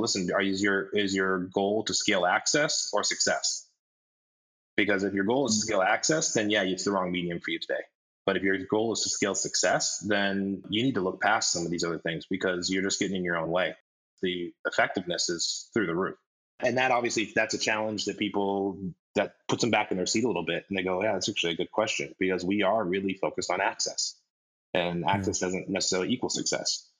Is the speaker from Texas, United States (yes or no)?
no; Colorado, United States; I grew up in Colorado, and we had good schools